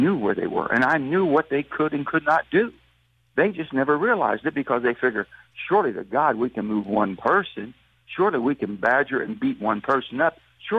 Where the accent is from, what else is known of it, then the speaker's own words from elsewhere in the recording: West Virginia, United States; I'm from West Virginia.